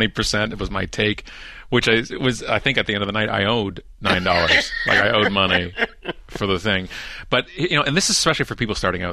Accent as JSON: {"language": "English", "town": "Oakville", "region": "Ontario", "country": "Canada", "tie": "born or raised there", "also_born_or_lived": "Ottawa", "said": "I was a young Canadian boy. And born and bred in Canada and just west of Toronto. Mm-hmm. I lived in places, Ottawa, the capital of our country."}